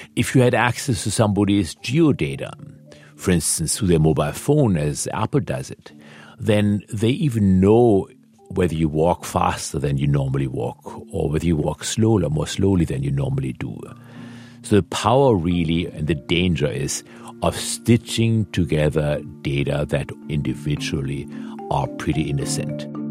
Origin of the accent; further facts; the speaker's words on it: Germany; moved away; I was born in Germany.